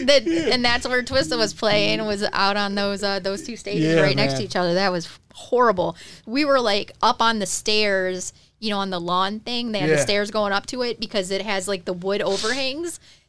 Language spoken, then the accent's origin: English; Detroit, Michigan, United States; moved away; I was trash from Detroit.